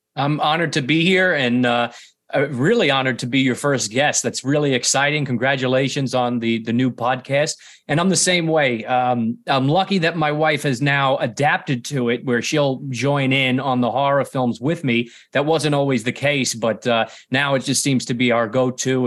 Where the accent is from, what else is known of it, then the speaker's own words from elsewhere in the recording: New York City, New York, United States; I'm from Staten Island, born and raised, so right here in New York